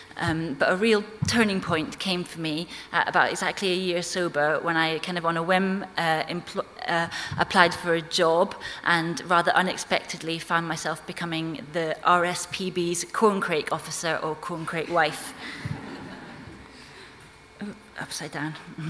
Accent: Scotland, United Kingdom; accent: not a strong Orcadian accent; moved away as an adult; now in London, United Kingdom; I came from Orkney. I was born there and grew up there on a sheep farm, although my parents are from England, which is why I don't have a strong Orcadian accent.

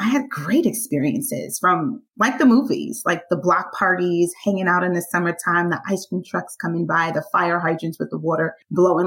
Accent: New York City, New York, United States; I am from Brooklyn, New York, born and raised

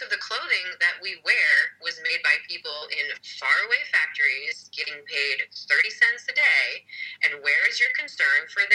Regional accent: California, United States; moved away as an adult; my home state where I was born and raised for the first 22 years of my life of California

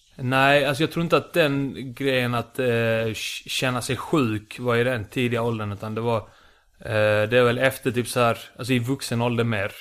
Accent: Lund, Skåne, Sweden; accent: Lund Scanian; also born or lived in Iceland / Malmö; Flyttade hit när jag var sju, bodde i Lund i tio år. Mm. Fick den här Lunda, Lunda skånskan

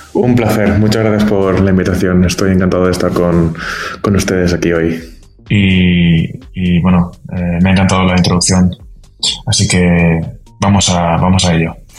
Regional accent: a town near Valencia, Valencian Community, Spain; moved away as an adult; now in Vienna, Austria; Soy de Valencia. Soy original de un pueblo cercano a Valencia

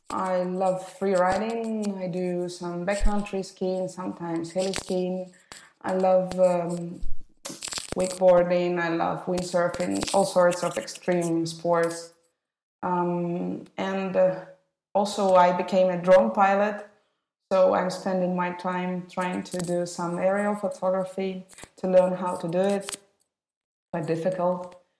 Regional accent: Moscow, Russia; all my twenty years, mm, I spent in Moscow. Studying there, I was born there.

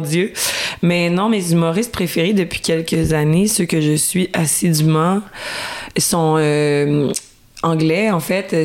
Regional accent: Quebec, Canada; chez moi au Québec

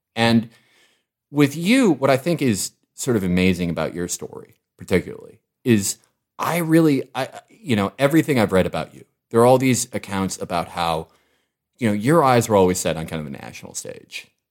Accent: Chicago, Illinois, United States; I was from Hyde Park

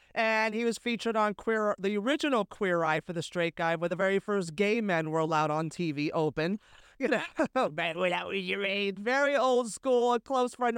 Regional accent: San Francisco, California, United States; moved away as an adult; also born or lived in West Hollywood / Hell's Kitchen, New York; now in New York, United States; I grew up in San Francisco, I lived in West Hollywood, now I live in Hell's Kitchen

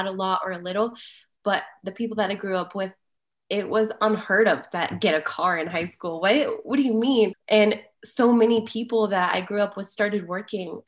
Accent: Las Vegas, Nevada, United States; now in Denver, United States; I grew up in Las Vegas and I was an avid volleyball player

